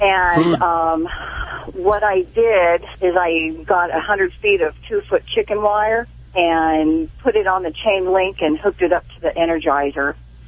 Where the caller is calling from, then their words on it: Corona, California, United States; I'm calling from Corona, California.